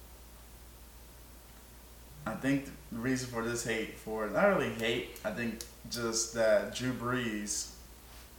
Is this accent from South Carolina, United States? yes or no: yes; Florence, South Carolina, United States; I grew up in Florence with Darlington being right there